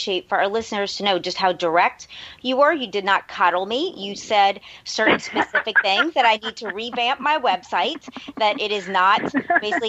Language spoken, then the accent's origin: English; New Orleans, Louisiana, United States; also born or lived in Los Angeles; I'm born and raised in New Orleans